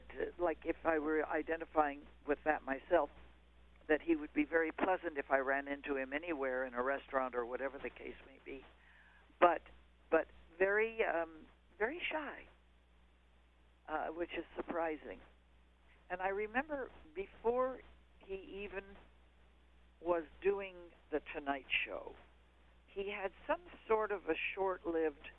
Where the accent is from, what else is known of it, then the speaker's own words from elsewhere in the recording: Quebec, Canada; moved away; we were both Canadian-born. I was from Quebec